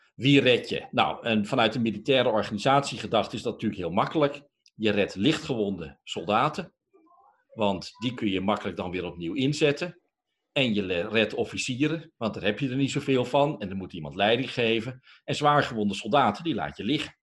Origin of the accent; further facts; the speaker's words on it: Netherlands; Wij superleuke, tolerante, diverse Nederlanders